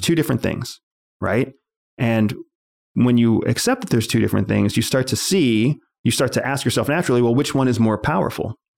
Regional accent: United States; I was born in this country

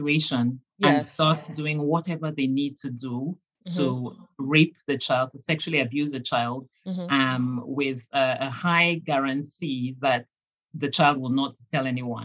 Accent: Cameroon; I grew up in Cameroon

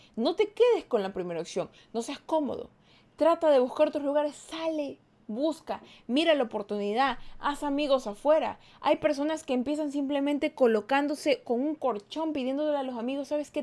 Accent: Ecuador; yo soy de Ecuador

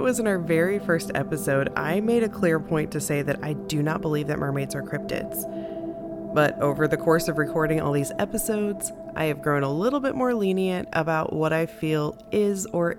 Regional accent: Missouri, United States; now in Texas, United States; I am from Missouri, and I consider Missouri and the states immediately around Missouri to be the Midwest. When I moved to Texas

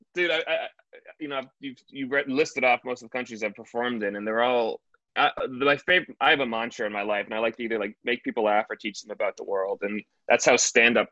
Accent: United States; being an American

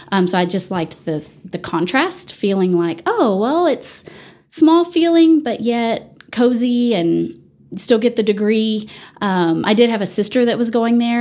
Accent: Dallas, Texas, United States; moved away as an adult; also born or lived in Canyon, Texas; now in Amarillo, United States; I grew up in the Dallas area

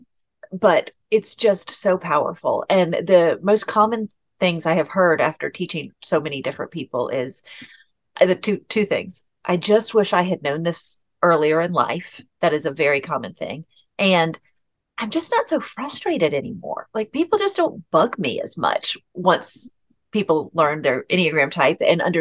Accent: Atlanta, Georgia, United States; I'm born and raised in Atlanta, Georgia

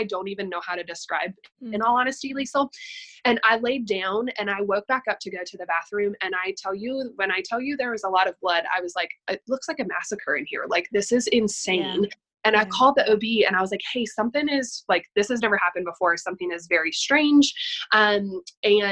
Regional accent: Staunton, Virginia, United States; moved away as an adult; also born or lived in Durham, North Carolina; my hometown, which is a very small rural town in Virginia called Stanton.

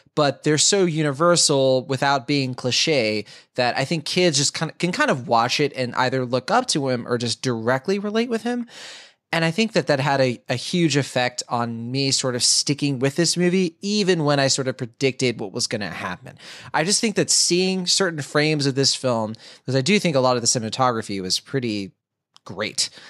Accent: United States; As an American

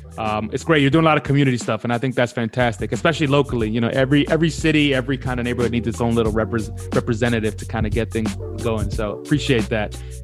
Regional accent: New York City, New York, United States; moved away as an adult; now in London, United Kingdom; I just love talking to people that are from where I'm from. You know, like I said, I'm not from Newark and he's not from New York

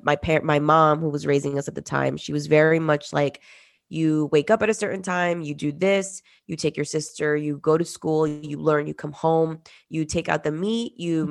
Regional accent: New Jersey, United States; also born or lived in Peru; I was born in Peru and we migrated to the US, specifically North Jersey, in the 90s.

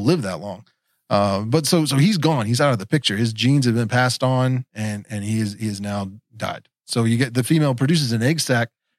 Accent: West Virginia, United States; I am from West Virginia

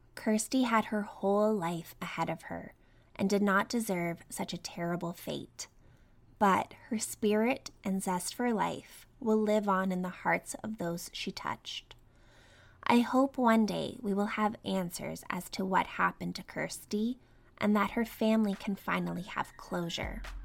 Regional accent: Canada; I grew up in Canada

